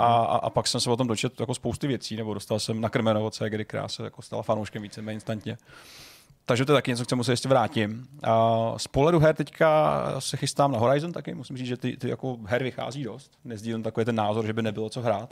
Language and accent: Czech; Jiříkov, Ústí nad Labem Region, Czechia; Já jsem někdo, kdo vyrost na, na, ve Filipově, v malé vesnici u Jiříkova